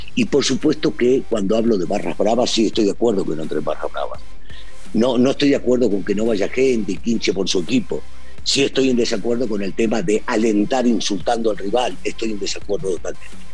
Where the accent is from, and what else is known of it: Argentina; now in Mexico